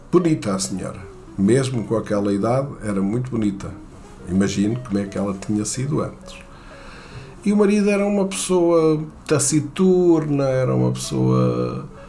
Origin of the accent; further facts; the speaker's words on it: Portugal; não sou americano, sou português